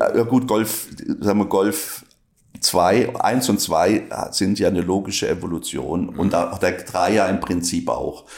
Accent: Inzlingen, Baden-Württemberg, Germany; accent: Alemannic; first language Alemannic; moved away as an adult; also born or lived in Braunschweig / Karlsruhe; ich komme aus Inzling bei Lörrach

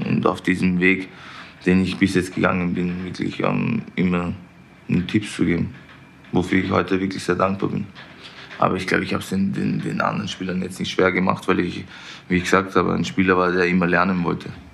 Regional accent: Vienna, Austria; now in Munich, Germany; Ich Bin in Wien geboren, da aufgewachsen

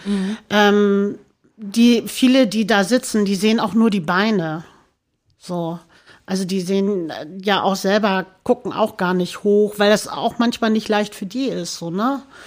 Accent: Hamburg, Germany; also born or lived in St. Pauli, Hamburg; Mein, mein, mein, mein Heimatort in Hamburg ist Baumweg. Baumweg. Barmbek

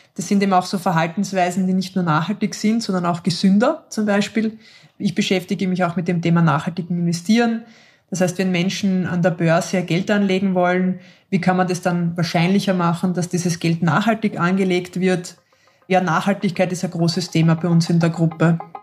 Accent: Austria; Bei uns in Österreich sind wir alle automatisch Organspenderinnen

